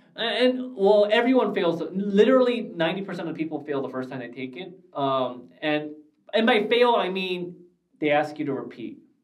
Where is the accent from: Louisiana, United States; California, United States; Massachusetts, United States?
California, United States; Glendale; I grew up in Glendale, and when I grew up in Glendale, we had no Americana, no Galleria